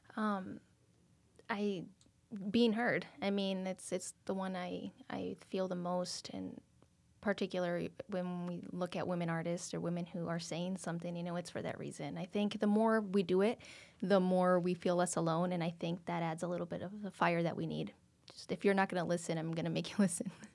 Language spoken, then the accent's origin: English; Mexico; moved away; I was born in Mexico, so we are traditionally Catholic